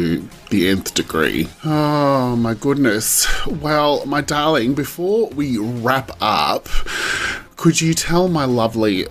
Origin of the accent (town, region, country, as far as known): Australia